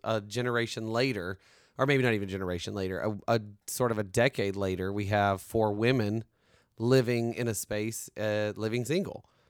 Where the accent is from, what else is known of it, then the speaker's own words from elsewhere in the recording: the South, United States; I'm from the South.